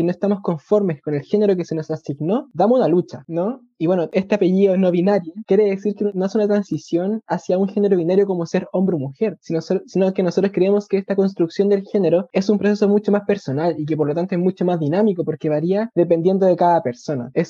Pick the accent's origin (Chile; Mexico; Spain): Chile; Puente Alto, Santiago Metropolitan Region; also born or lived in La Florida; yo crecí, nací y me crié en Puente Alto. Estudié en Puente Alto, hice toda mi vida en Puente Alto hasta los 19 años, que después me cambié de casa a la Florida, que es donde actualmente vivo.